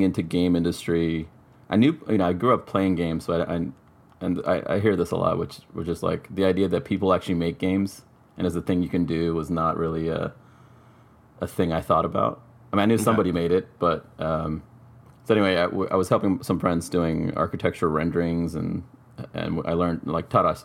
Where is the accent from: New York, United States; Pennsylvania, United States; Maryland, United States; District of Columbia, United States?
Maryland, United States; Bethesda; also born or lived in Sri Lanka / Savannah, Georgia; I grew up in Maryland, right where Bethesda is